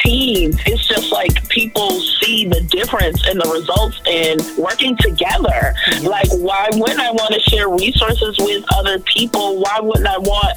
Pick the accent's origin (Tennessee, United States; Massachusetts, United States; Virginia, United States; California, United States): Massachusetts, United States; Boston; I'm originally from Dorchester, born and raised, raised by a single mom